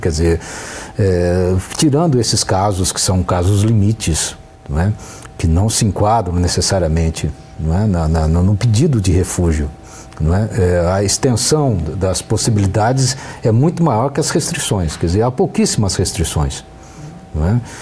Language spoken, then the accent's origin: Portuguese; Brazil; Nós brasileiros